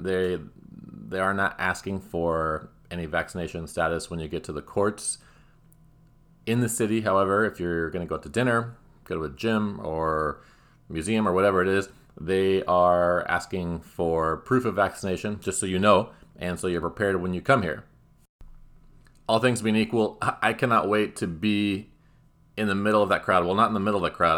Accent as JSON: {"language": "English", "region": "Southern California", "country": "United States", "said": "As an American, especially one from Southern California"}